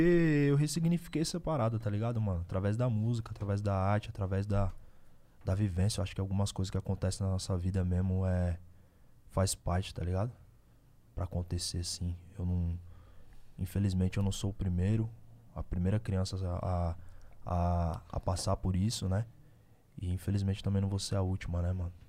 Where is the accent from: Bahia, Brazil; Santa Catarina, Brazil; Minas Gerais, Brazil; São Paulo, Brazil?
São Paulo, Brazil; Osasco; also born or lived in Bauru; now in Osasco, Brazil; eu nasci em Osasco, a família é de Osasco. Só que depois eu mudei pra Bauru, morei um bom tempo em Bauru